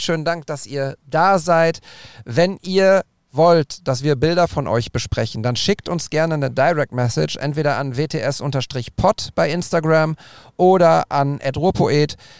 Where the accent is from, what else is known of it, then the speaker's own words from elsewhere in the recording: Bochum, North Rhine-Westphalia, Germany; mit Bochum, mit meiner Heimat